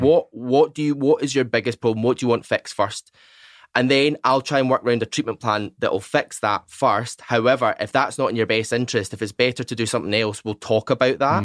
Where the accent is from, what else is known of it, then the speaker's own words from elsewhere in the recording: Largs, Scotland, United Kingdom; moved away; also born or lived in Newcastle / Glasgow; I'm actually from Largs